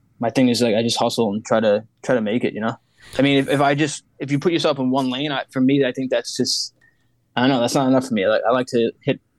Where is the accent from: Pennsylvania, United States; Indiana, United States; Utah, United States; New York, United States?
New York, United States; New York City; now in Jupiter, United States; a friend actually who I grew up with in Brooklyn